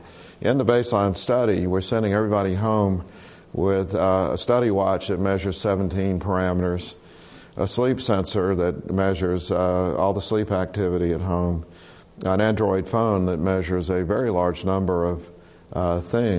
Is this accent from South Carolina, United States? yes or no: yes; South Carolina, United States; moved away; I was born in South Carolina